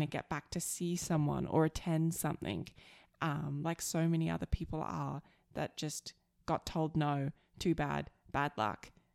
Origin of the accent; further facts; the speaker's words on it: Australia; now in Alberta, Canada; I'm the Aussie